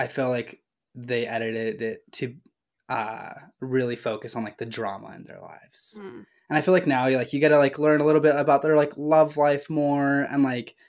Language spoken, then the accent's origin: English; Beverly Hills, California, United States; I'm from Beverly Hills